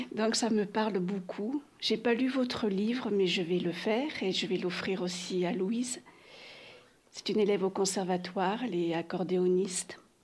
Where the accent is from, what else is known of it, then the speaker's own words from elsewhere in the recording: Laxou, Grand Est, France; je suis originaire de Laxou, à côté de Nancy